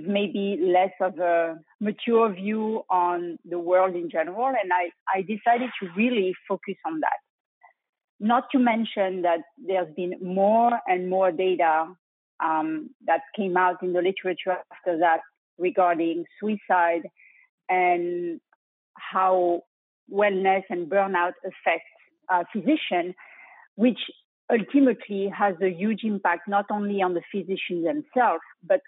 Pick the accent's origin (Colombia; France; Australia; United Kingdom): France; accent: French; English is a second language; moved away as an adult; also born or lived in Europe / Bronx, New York; now in Houston, United States; my French accent, I graduated in Europe